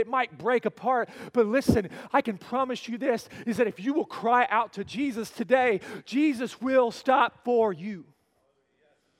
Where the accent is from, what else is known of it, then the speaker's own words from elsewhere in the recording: Oklahoma, United States; I grew up in Oklahoma